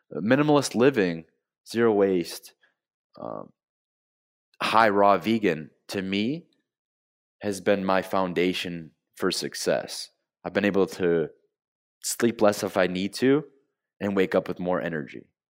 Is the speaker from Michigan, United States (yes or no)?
yes; Flint, Michigan, United States; moved away as an adult; now in South Florida, United States; I'm from Flint, Michigan. I grew up in the Midwest